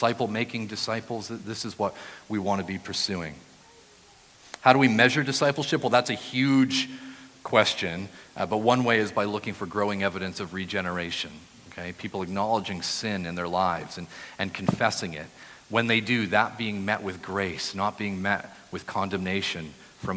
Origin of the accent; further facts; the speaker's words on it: New Brunswick, Canada; moved away as an adult; also born or lived in Brighton, England; now in Ottawa, Canada; I grew up in New Brunswick, but then moved to Brighton to study my postgraduate degree